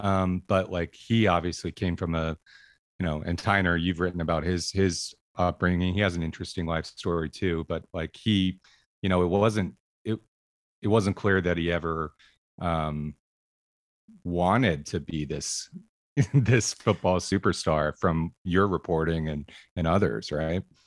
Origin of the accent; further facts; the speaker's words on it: Medford, Oregon, United States; I grew up in Medford